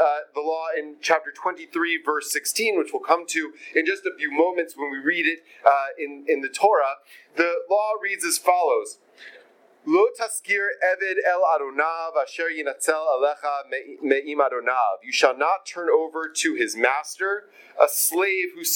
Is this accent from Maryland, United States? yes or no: no; Atlanta, Georgia, United States; My friend Rabbi Avi Killip, with whom I grew up in Atlanta